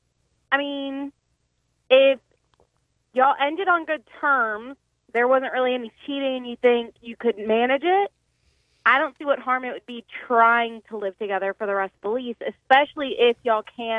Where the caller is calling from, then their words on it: Shreveport, Louisiana, United States; calling from Shreveport.